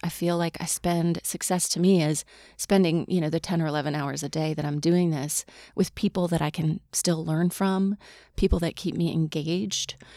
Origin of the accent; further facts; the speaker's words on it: Mississippi, United States; moved away; I grew up in Mississippi